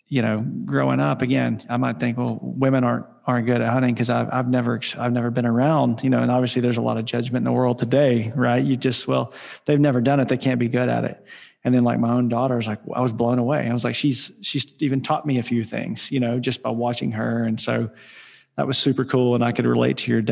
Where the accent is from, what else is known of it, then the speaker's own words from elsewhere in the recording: Arkansas, United States; I grew up in Arkansas